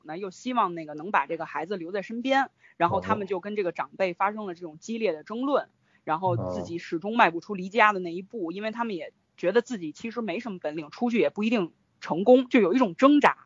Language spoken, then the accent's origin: Chinese; Beijing, China; 我们应该是差不多大，现在都已经过了这个而立之年了吧，算是嗯。而且我们都是北京人，都是北京孩子